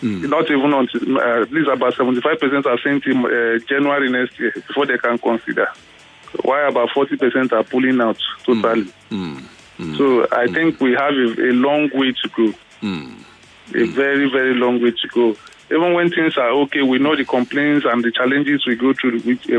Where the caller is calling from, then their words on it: Ojo, Lagos, Nigeria; from Ojo.